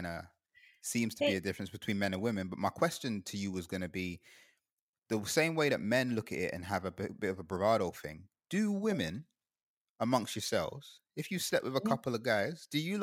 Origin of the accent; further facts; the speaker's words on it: Guyana; moved away; also born or lived in United Kingdom; I grew up in Guyana